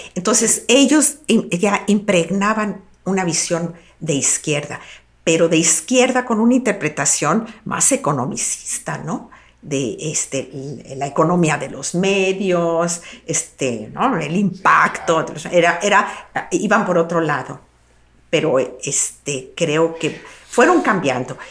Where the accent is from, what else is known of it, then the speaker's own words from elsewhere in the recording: Guadalajara, Jalisco, Mexico; soy local, soy comunicóloga y soy profesora de la Universidad de Guadalajara